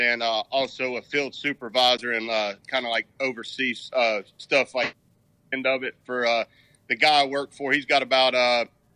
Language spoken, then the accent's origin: English; Charlotte, North Carolina, United States; I was born in Charlotte.